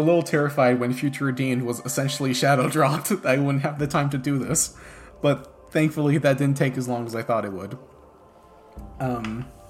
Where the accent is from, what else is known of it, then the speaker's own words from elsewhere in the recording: France; I grew up in France